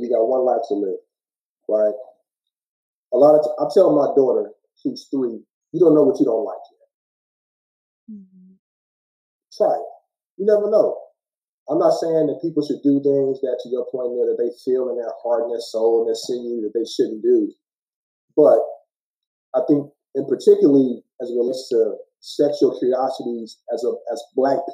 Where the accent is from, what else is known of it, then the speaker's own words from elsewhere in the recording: Gary, Indiana, United States; I'm from Gary, Indiana